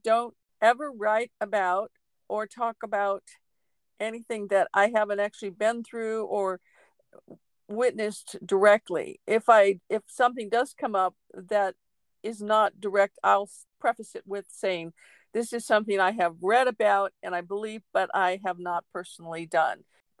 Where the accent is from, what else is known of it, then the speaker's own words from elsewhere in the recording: Pacific Northwest, United States; I grew up in the Pacific Northwest. We moved over 30 times.